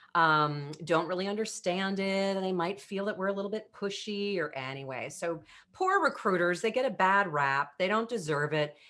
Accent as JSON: {"language": "English", "country": "United States", "said": "I was the girlfriend from America"}